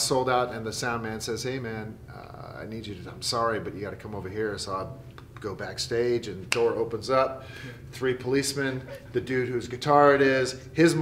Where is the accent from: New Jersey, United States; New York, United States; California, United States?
California, United States; growing up in Devil, California